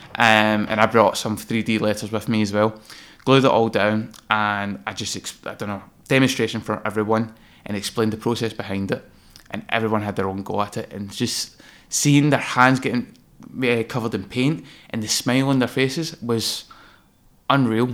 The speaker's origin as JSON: {"language": "English", "town": "Greenock", "region": "Scotland", "country": "United Kingdom", "tie": "born or raised there", "also_born_or_lived": "London", "moved": "as an adult", "said": "working from my hometown, which is Gurruck in Inverclyde, beautiful little coastal"}